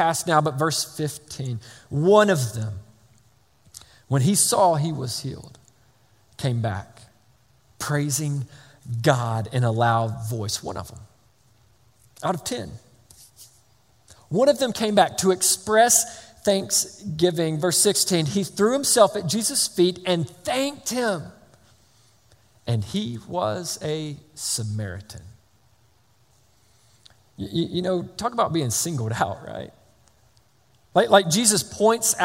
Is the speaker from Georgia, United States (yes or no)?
yes; Georgia, United States; I'm from Georgia